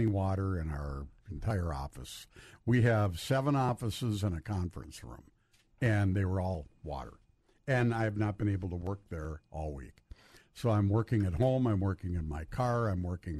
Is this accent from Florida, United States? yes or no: no; Duluth, Minnesota, United States; now in Hermantown, United States; I live in Hermantown. But I'm still a Western Duluth boy, tried and true